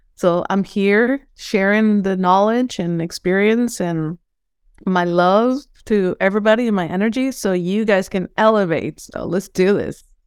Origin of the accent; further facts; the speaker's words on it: Venezuela; English is a second language; moved away as an adult; now in United States; I'm from Venezuela, and I was raised in, in a very spiritual way.